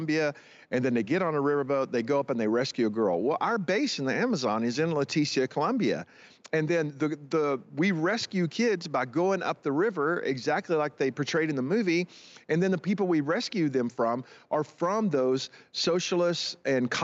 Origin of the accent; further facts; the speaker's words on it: United States; As an American and as a church leader